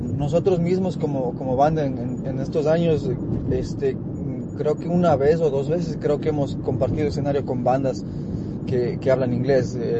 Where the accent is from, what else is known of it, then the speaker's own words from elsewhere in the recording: Cuenca, Azuay, Ecuador; now in New York, United States; yo soy de Cuenca, Ecuador, pero, pero vivimos acá en, en Nueva York